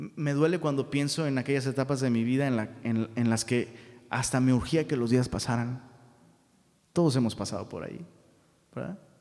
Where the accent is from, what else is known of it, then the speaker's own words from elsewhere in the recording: Taxco, Guerrero, Mexico; now in Monterrey, Mexico; en Tasco, de donde soy originario